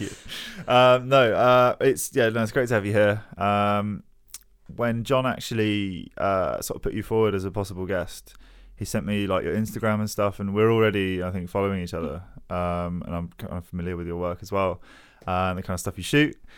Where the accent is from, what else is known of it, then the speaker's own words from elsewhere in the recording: Hounslow, London, United Kingdom; I'm from Hounslow originally.